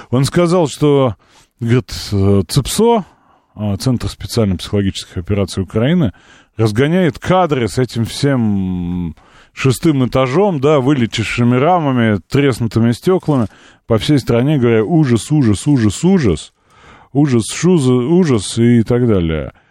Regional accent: Moscow, Russia; Как москвичка считаю, что это позорище.

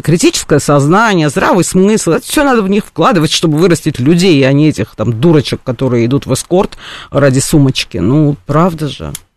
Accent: Russia; Я там этническая армянка, которая там со всеми поколениями жила на территории Русской империи, там, Российской империи, Советского Союза, теперь там Российской Федерации

